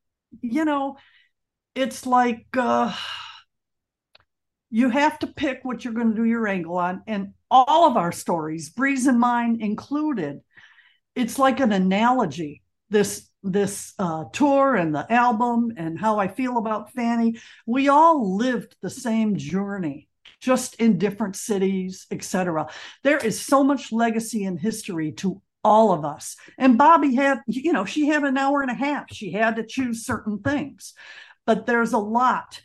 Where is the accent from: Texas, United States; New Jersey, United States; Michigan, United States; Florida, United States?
Michigan, United States; Detroit; growing up in Detroit